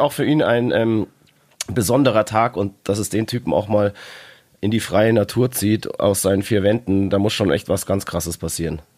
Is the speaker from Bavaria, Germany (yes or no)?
yes; Bavaria, Germany; bei uns in Bayern